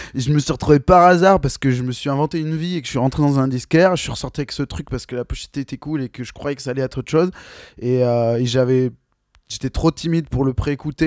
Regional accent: Bordeaux, Nouvelle-Aquitaine, France; on est de Bordeaux

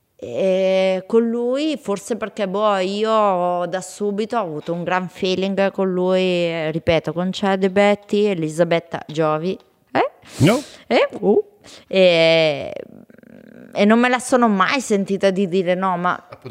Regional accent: Bergamo, Lombardy, Italy; accent: bergamasco; si sente il mio accento bergamasco

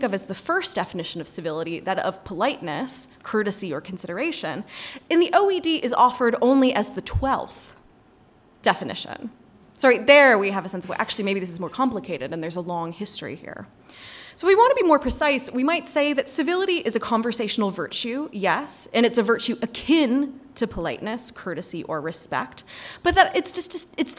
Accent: North Carolina, United States; I'm from North Carolina

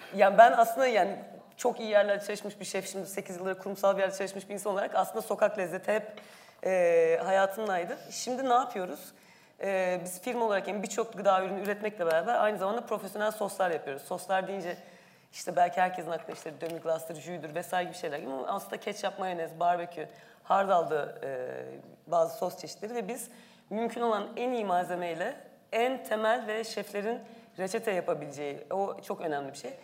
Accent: Ankara, Turkey

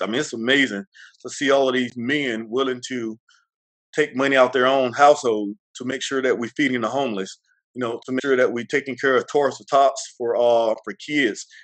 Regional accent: McLaurin, Mississippi, United States; I grew up in a small town called McLaurin, Mississippi

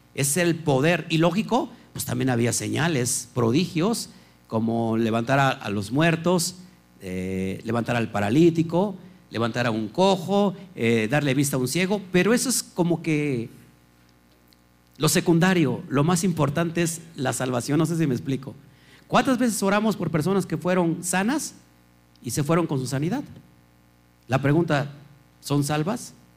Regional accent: Mexico; los mexicanos, ¿no? Que debatimos

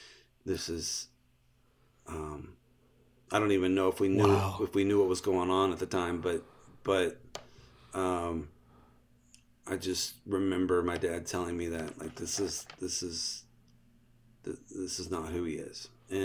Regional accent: Texas, United States; I grew up in just outside of Houston, and I would go visit him pretty regularly.

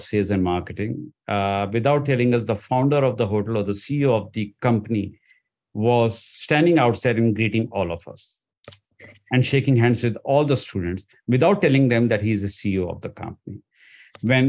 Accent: India; moved away; I came from India

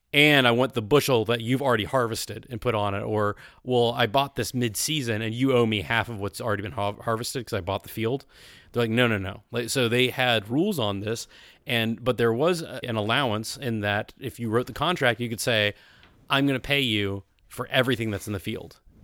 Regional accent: the South, United States; I grew up in the South

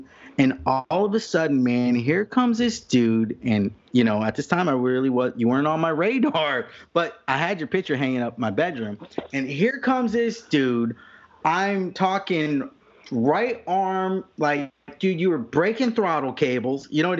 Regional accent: California, United States; moved away; I was from California originally.

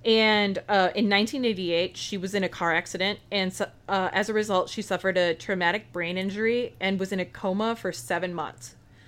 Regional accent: United States; people who, you know, I otherwise wouldn't know about as an American.

